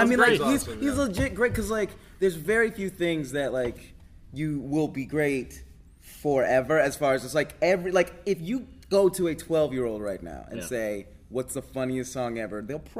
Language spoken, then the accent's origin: English; Atlanta, Georgia, United States; also born or lived in California; I grew up in Atlanta. I was born in California. My dad was in the Air Force, but I grew up in Atlanta.